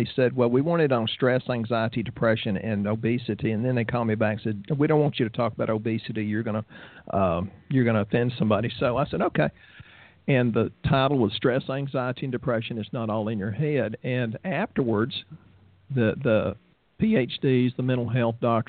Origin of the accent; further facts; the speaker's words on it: the South, United States; We're from the South, so we eat a lot of pecan oil and walnut oil and a lot of butter